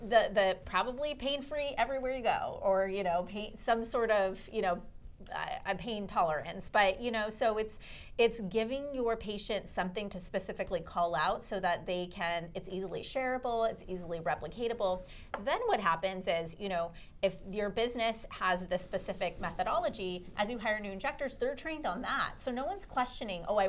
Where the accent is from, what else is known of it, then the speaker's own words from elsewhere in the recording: Orange County, California, United States; I'm from Orange County, so in Newport